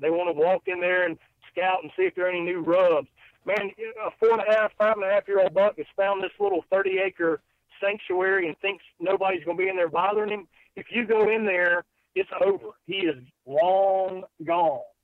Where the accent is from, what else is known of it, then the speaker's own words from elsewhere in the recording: South Carolina, United States; being from South Carolina